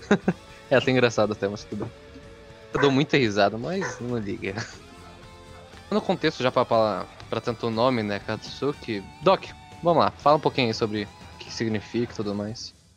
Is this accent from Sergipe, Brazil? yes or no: no; Mauá, São Paulo, Brazil; sou de São Paulo, do estado de São Paulo, no caso, e da cidade de Mauá